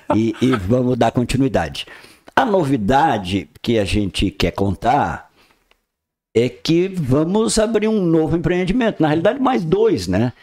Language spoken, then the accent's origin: Portuguese; Praia Grande, Santa Catarina, Brazil; now in Balneário Gaivota, Brazil; Eu venho de Praia Grande, que é um município hoje que se tornou é, um geoparque mundial